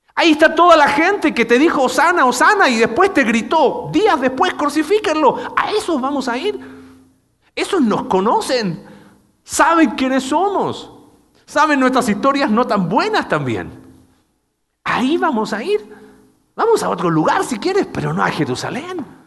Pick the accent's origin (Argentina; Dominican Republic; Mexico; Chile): Chile